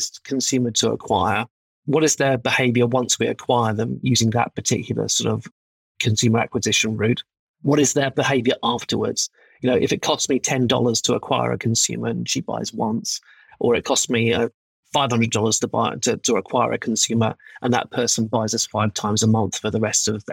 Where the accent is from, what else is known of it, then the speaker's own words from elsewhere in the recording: United Kingdom; as a Brit